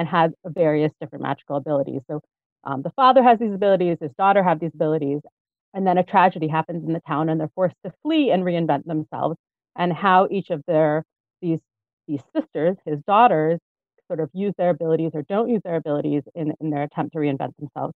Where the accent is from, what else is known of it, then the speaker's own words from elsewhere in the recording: Israel; I grew up here in Israel, actually. My family moved here when I was about a year and a half old